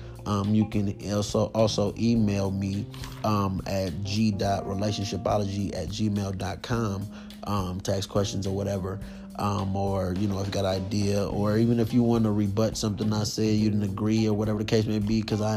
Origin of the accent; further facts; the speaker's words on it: California, United States; I'm 29 and I'm from California.